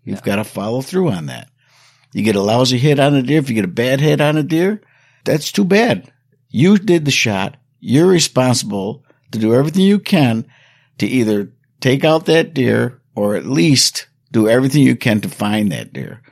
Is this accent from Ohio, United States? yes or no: no; New York, United States; my hometown here